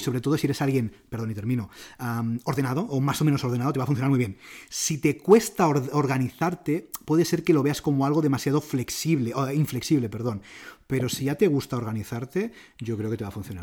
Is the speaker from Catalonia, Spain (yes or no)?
yes; Barcelona, Catalonia, Spain; soy de Barcelona, a mí me encanta Barcelona